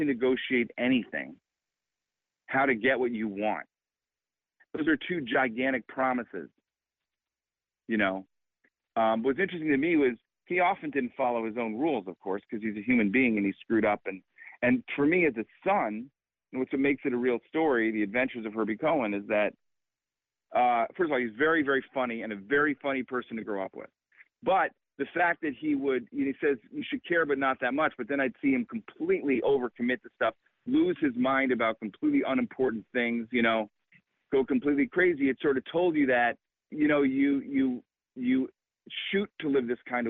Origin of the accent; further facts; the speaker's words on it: Illinois, United States; I grew up in Illinois